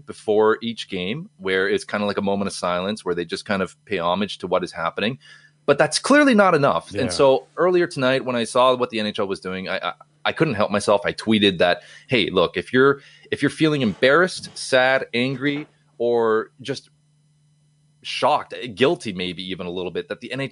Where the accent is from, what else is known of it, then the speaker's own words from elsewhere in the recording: Canada; as a Canadian